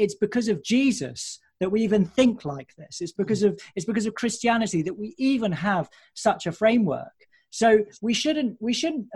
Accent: near Colchester, East of England, United Kingdom; moved away; I grew up near Colchester, and I used to go and watch Colchester United

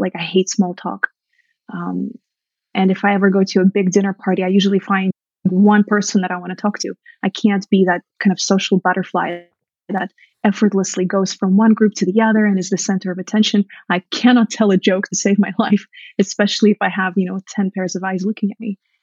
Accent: Russia; moved away; I grew up in Soviet Russia where I was from an early age trained to be just the best wife

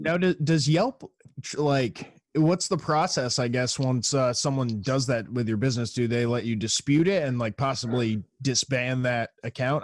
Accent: New York, United States; now in San Jose, United States; I'm from New York originally.

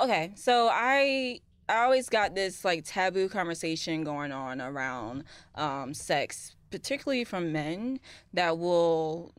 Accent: Jacksonville, Florida, United States; So, I am from Jacksonville, Florida.

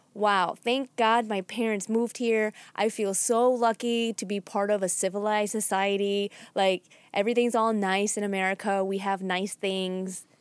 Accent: Chicago, Illinois, United States; moved away as an adult; also born or lived in Boston; I was from Chicago

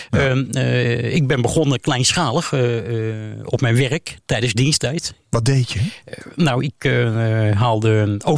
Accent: The Hague, South Holland, Netherlands; now in Amsterdam, Netherlands; Ik kom uit Den Haag.

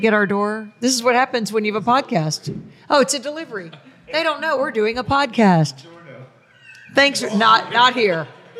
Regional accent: New Jersey, United States; I was from New Jersey. So those are my people.

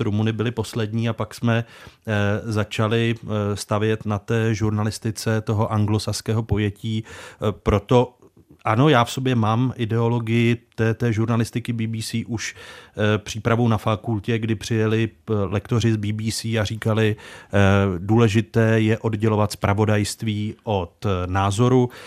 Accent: Czechia

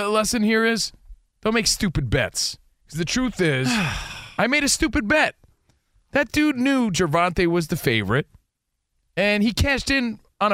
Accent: United States; moved away; We're from the East Coast. We're from New York, New Jersey.

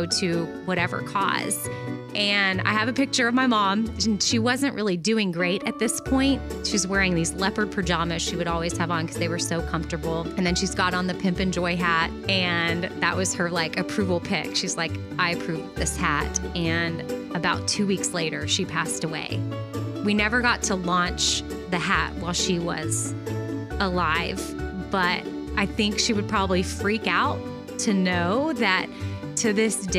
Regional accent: Austin, Texas, United States; I was born in Austin, Texas in 1981

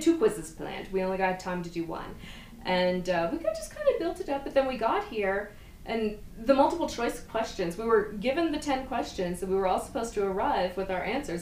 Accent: Eastern Canada, Canada; I'm from from Eastern Canada.

